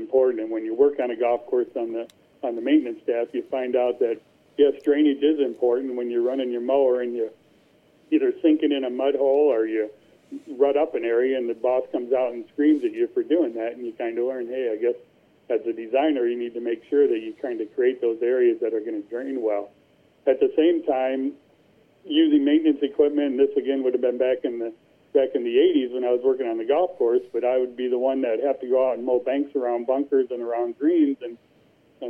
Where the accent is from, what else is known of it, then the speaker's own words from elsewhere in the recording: Cedar Rapids, Iowa, United States; also born or lived in Marion, Iowa; my hometown in Cedar Rapids